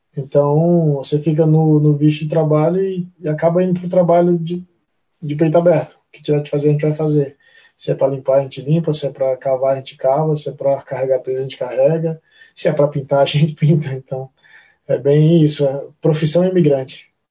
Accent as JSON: {"language": "Portuguese", "country": "Brazil", "moved": "as an adult", "lives_now": "New Zealand", "said": "no meu perfil de atleta tá que eu sou brasileiro"}